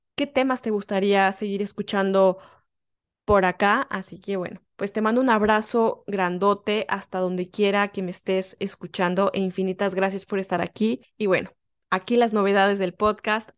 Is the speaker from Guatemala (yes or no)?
no; Mexico; moved away; soy una mexicana que está viviendo en el extranjero